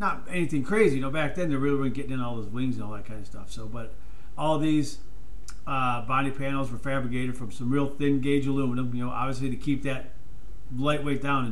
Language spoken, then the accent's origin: English; United States; I'm American